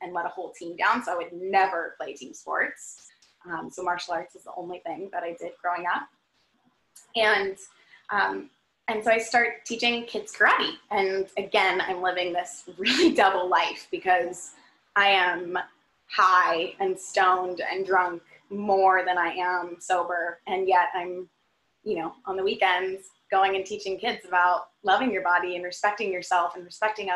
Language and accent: English; Redondo Beach, California, United States; I grew up in Redondo Beach, California